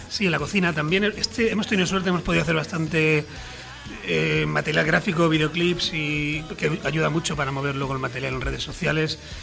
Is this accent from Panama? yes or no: no; Majorca, Balearic Islands, Spain; somos un grupo mallorquín